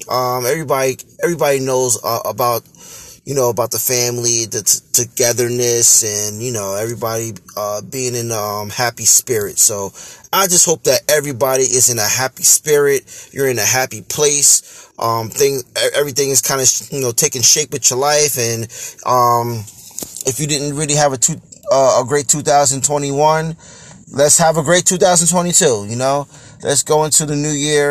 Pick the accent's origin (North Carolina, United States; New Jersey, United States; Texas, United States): New Jersey, United States; Hackensack; I was born and raised here in Hackensack, New Jersey